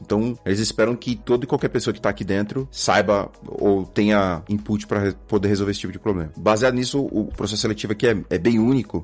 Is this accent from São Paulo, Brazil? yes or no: yes; São Paulo, Brazil; moved away as an adult; also born or lived in São Bernardo do Campo / Germany / Portugal; now in United States; Nasci, cresci em São Paulo